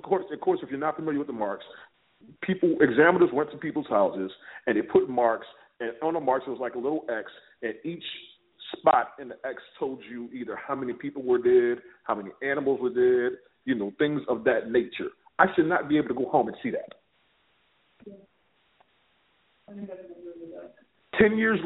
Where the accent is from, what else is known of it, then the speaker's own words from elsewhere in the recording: New Orleans, Louisiana, United States; moved away; being from New Orleans, because I was born and raised in New Orleans